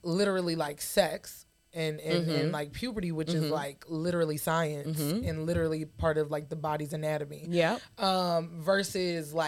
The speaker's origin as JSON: {"language": "English", "region": "the South", "country": "United States", "tie": "born or raised there", "said": "I grew up in the South."}